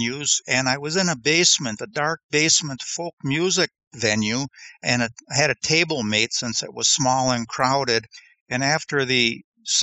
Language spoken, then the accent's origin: English; Biwabik, Minnesota, United States; I'm from Biwabik